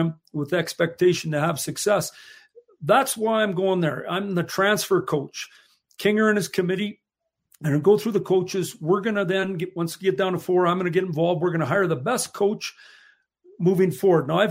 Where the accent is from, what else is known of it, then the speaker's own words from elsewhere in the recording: Saskatchewan, Canada; moved away; we're from Saskatchewan. We grew up there